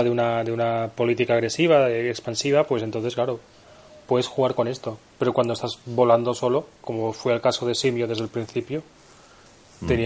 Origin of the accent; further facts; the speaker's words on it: Camariñas, Galicia, Spain; ¿Tú te imaginas jugar por Alicante o por Sax o por, yo que sé, o por Camariñas, que es mi pueblo, mm.